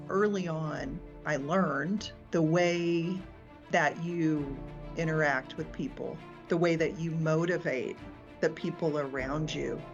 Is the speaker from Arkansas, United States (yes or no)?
yes; Mountain Home, Arkansas, United States; moved away as an adult; now in Denver, United States; born and raised in Arkansas